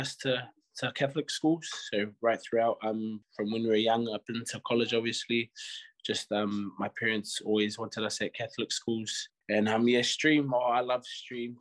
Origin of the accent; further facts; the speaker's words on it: Porirua, Wellington, New Zealand; also born or lived in Upper Hutt; we're actually born and raised in Porua